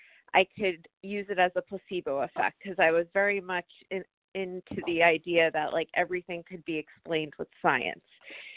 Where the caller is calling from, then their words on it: New Hampshire, United States; I'm in here from New Hampshire, and I really just wanted to share, this is my first 2 weeks in this phone meeting